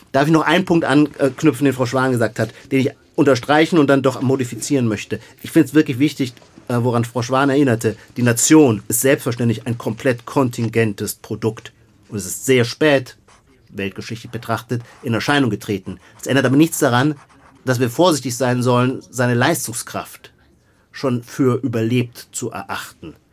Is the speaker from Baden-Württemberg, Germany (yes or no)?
yes; Heidelberg, Baden-Württemberg, Germany; Dann denke ich wieder daran, dass ich als Heidelberger, wo ich aufgewachsen bin, doch Kurpfälzer bin und sowieso Süddeutscher.